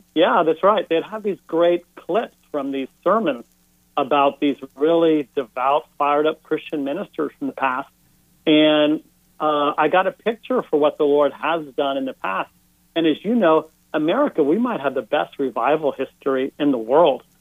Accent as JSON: {"language": "English", "town": "Houston", "region": "Texas", "country": "United States", "tie": "born or raised there", "also_born_or_lived": "Northeast United States", "moved": "as an adult", "said": "growing up in Houston, Texas"}